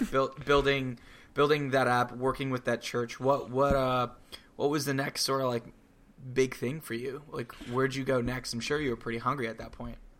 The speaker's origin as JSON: {"language": "English", "region": "Florida", "country": "United States", "tie": "born or raised there", "said": "I grew up in Florida"}